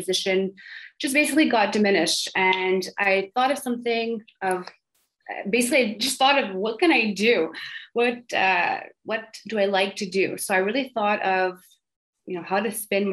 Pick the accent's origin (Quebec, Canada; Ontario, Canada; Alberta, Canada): Quebec, Canada; Montreal; I grew up in the suburbs of Montreal called the West Island